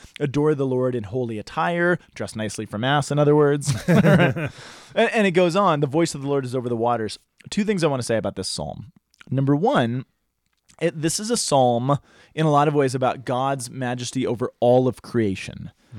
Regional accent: United States

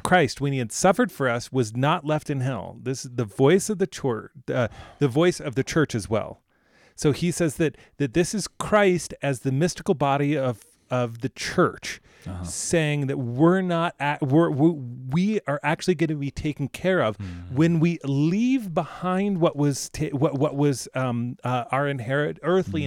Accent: United States; as an American

